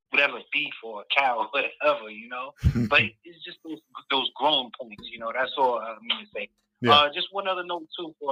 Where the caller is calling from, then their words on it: New York, United States; What's going on, Mike?